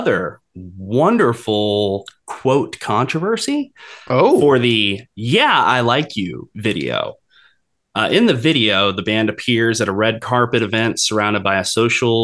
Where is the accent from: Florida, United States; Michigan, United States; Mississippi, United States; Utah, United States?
Florida, United States; Jacksonville; I'm from Jacksonville